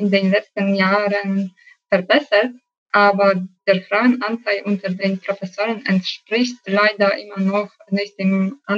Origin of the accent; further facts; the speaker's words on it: Rzeszów, Subcarpathian Voivodeship, Poland; German is a second language; an jedem Wochenende nach meiner Heimat Rzeszów gefahren, um meinen Sohn und meinen Mann zu sehen.